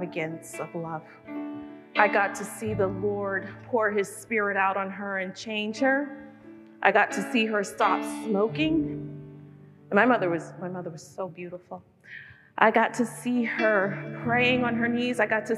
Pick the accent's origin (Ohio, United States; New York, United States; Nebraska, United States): New York, United States; New York City; moved away; also born or lived in Brooklyn / New England; I was born in Brooklyn and was raised in Queens